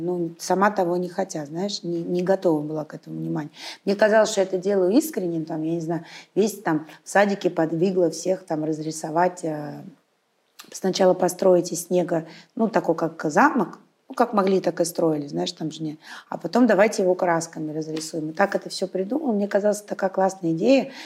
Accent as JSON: {"language": "Russian", "region": "Saint Petersburg", "country": "Russia", "said": "я питерская"}